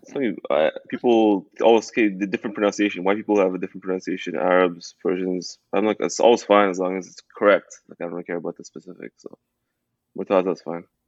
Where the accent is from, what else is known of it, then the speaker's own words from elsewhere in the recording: Toronto, Ontario, Canada; I grew up in Toronto. I grew up, I grew up in Canada